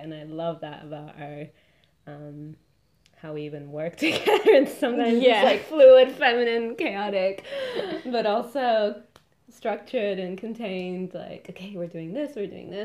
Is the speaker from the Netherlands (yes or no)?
no; Argentina; now in Melbourne, Australia; I'm from Argentina